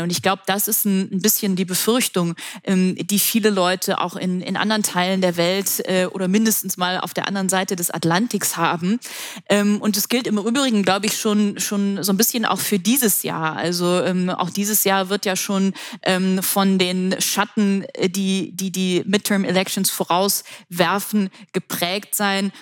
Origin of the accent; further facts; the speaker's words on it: Germany; für uns als Deutsche und als Europäer